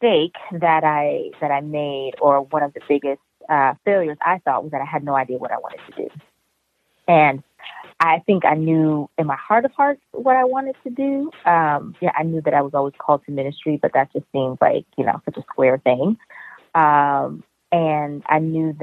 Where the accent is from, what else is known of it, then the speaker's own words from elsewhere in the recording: New York City, New York, United States; I'm from Harlem in Brooklyn